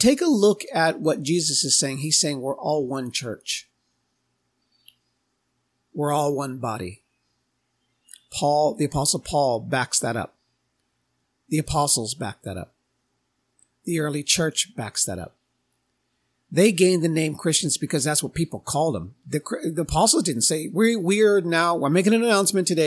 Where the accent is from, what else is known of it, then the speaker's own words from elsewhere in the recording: United States; I'm Native American